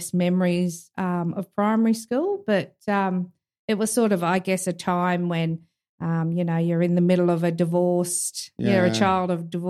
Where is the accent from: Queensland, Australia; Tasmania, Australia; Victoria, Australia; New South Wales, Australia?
Queensland, Australia; Townsville; I was born in Townsville.